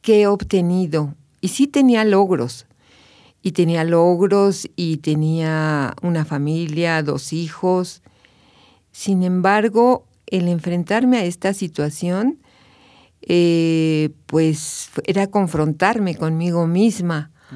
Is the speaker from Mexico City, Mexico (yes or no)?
yes; Mexico City, Mexico; moved away as an adult; now in Querétaro, Mexico; yo soy de la Ciudad de México, nací en la Ciudad de México, pero hace ya 22 años que llegué a Querétaro